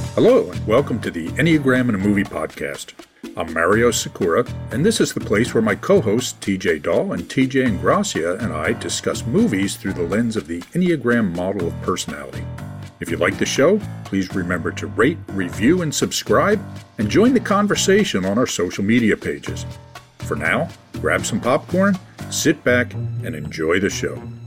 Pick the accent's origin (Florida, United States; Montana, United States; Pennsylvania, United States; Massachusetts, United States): Pennsylvania, United States; Philadelphia; my hometown of Philadelphia